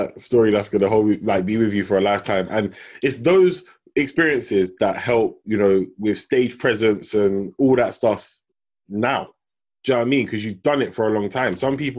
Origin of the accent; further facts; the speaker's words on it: London, United Kingdom; moved away as an adult; also born or lived in Southampton; because I grew up in London for 18 years. Then I went to uni, but I went to Southampton, right?